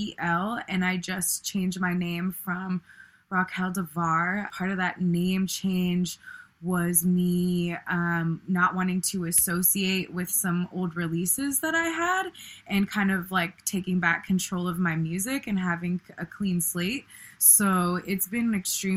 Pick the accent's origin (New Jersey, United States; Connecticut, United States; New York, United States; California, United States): California, United States; Bay Area; growing up in the Bay Area during the 90s